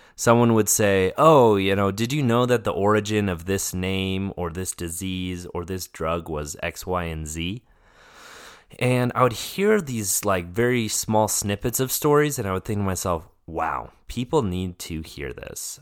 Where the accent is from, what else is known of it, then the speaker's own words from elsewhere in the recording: Denver, Colorado, United States; moved away as an adult; I grew up in Denver, Colorado